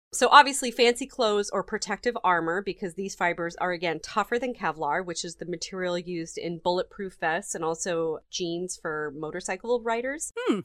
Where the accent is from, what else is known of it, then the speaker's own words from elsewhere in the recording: United States; I'm American